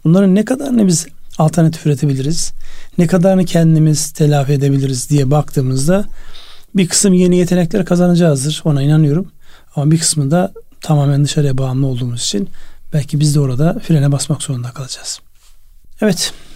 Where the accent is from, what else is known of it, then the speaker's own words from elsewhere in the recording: Çıldır Lake area, Ardahan, Turkey; moved away; benim memleketimde Çıldır Gölü